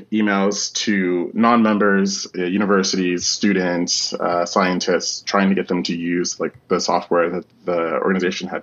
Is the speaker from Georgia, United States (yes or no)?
no; Washington, District of Columbia, United States; moved away as an adult; now in Amsterdam, Netherlands; I'm originally from Washington, D.C. I grew up around all of the politics and the military